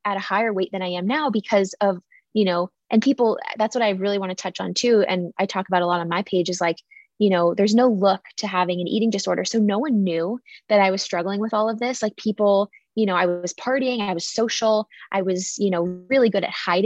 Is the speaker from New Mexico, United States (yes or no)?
no; San Diego, California, United States; I grew up in San Diego